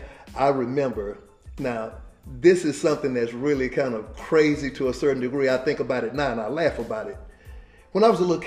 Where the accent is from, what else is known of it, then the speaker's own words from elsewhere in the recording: Dallas, Texas, United States; I grew up a certain way. I grew up in Dallas, and I grew up a certain way. I came out of the projects